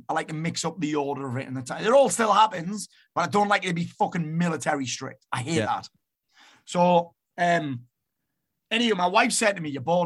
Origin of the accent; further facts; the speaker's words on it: Sunderland, North East England, United Kingdom; also born or lived in Marbella; now in South Shields, United Kingdom; I was born in Sunderland